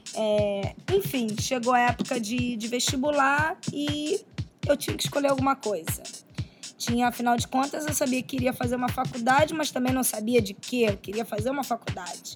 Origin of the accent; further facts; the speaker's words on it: Rio de Janeiro, Brazil; nascida então no Rio de Janeiro